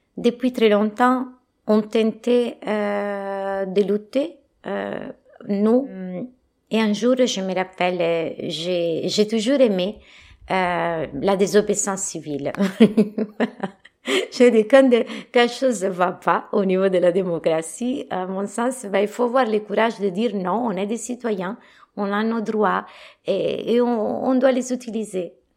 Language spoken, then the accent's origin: French; Italy; French is a second language; moved away as an adult; now in France; je suis italienne